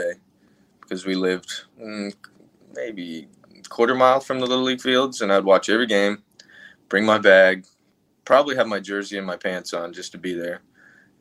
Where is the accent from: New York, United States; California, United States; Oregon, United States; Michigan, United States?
California, United States; Russian River; I grew up on the Russian River